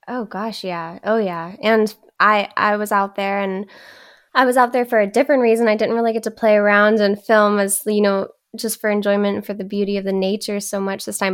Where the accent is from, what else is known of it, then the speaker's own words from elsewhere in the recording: Texas, United States; also born or lived in Louisiana; now in California, United States; raised in Texas. I'm a Southern girl